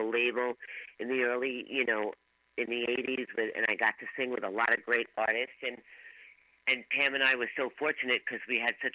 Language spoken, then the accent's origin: English; New York City, New York, United States; Born and raised in Brooklyn